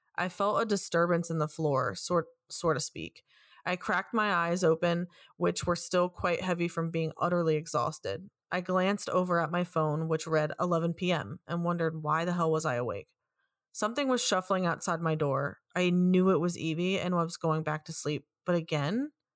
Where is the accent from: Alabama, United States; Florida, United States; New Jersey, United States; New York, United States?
New York, United States; also born or lived in West Virginia; I'm born and raised in New York.